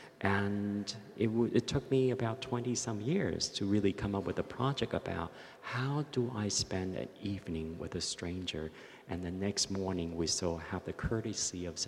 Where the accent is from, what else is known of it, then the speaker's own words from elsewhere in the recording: Taichung, Taiwan; moved away; growing up in Taichung in hot summer nights in the 60s